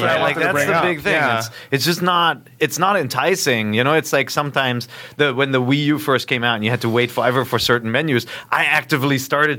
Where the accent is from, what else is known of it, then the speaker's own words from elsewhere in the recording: Cologne, North Rhine-Westphalia, Germany; now in California, United States; Oh, I'm German, man. So I drink a lot of different beers from Germany. I'm actually really happy with a lot of the microbrews here in California. And I was born in Cologne.